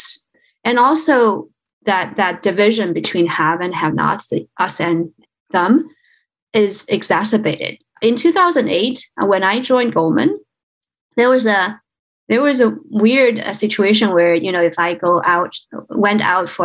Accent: China; moved away; I was born in China. I grew up in China

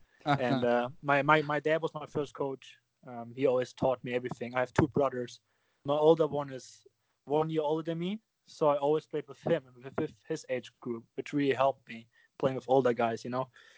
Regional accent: Germany; English is a second language; moved away as an adult; now in United States; So I played for my hometown club, and then I kind of moved on to play for a regional team and just play for better and better teams. But it's huge in Germany

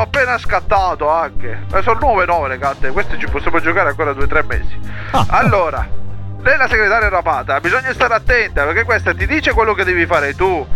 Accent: Sicily, Italy; non so se si sente dall'accento, ma io sono siciliano

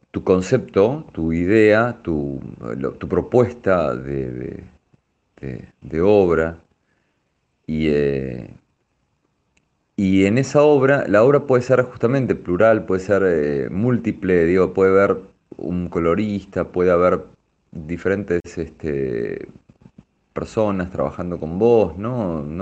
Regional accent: Argentina; tenés una especie de, plus en, en, Francia siendo argentino, ¿no? O sea, sabés que ahí te van a mirar de otra manera, ah, bueno, esto es un artista argentino

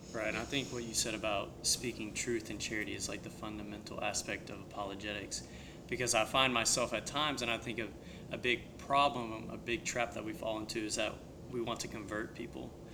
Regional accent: the Bible Belt, United States; I grew up in the Bible Belt

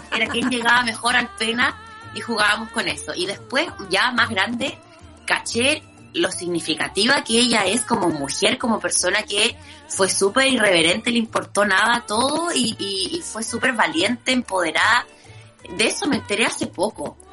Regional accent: Concepción, Biobío, Chile; Yo soy de Concepción

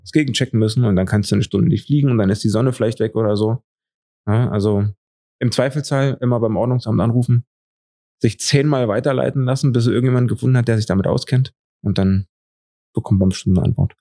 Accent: Eisenhüttenstadt, Brandenburg, Germany; moved away as an adult; now in Dresden, Germany; Ich komme aus Eisenhüttenstadt in Brandenburg und dort gab's nicht so viele Perspektiven

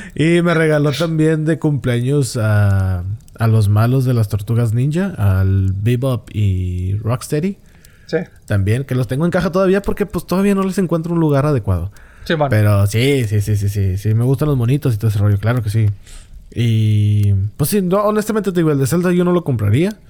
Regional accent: Mexico; como muchos mexicanos nada más lo llegamos a tener bien actualizado

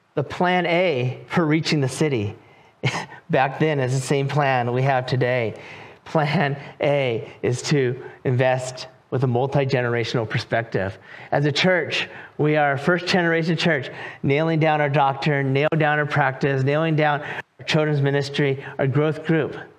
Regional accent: California, United States; moved away as an adult; also born or lived in North Carolina; now in Raleigh, North Carolina, United States; I am from California. I lived there for 43 years

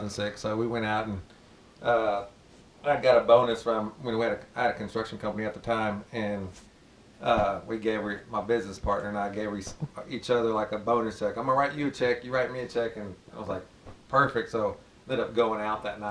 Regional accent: Spring, Texas, United States; I grew up in Spring

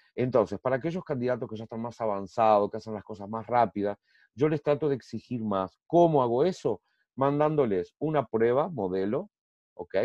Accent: Uruguay; moved away as an adult; now in Brazil; soy uruguayo, graduado, en graduación en Uruguay en Derecho y aquí en Brasil también

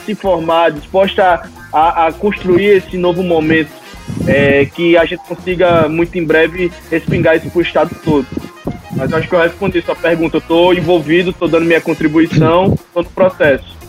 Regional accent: Natal, Rio Grande do Norte, Brazil; eu sou de Natal, estudei minha vida toda em Natal, minha faculdade foi em Natal

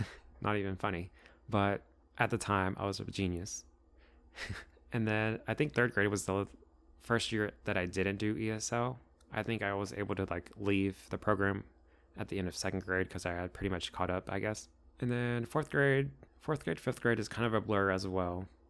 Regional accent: Crandall, Texas, United States; first language Spanish; English is a second language; also born or lived in Dallas, Texas; I was born in Dallas, Texas, but I grew up in Crandall, Texas

